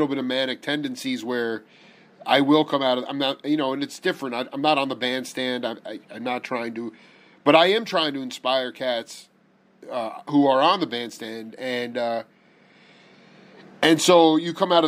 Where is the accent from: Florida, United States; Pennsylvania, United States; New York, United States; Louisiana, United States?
New York, United States; Long Island; I was raised in Long Island